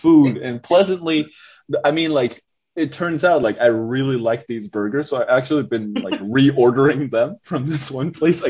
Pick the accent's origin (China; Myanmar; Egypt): Myanmar; Yangon, Yangon Region; moved away as an adult; Yeah, so I was born and raised in Yangon, in Sanchon, basically. I lived there like my entire life until I was 18, and then I had applied to go to the United States for my undergraduate study.